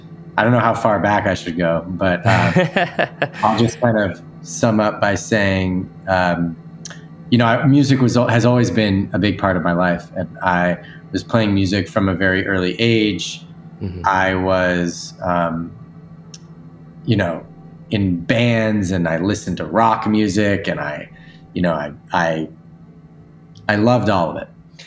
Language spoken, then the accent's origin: English; East Coast, United States; I grew up in the East Coast, went to school out there too, moved out to the West Coast.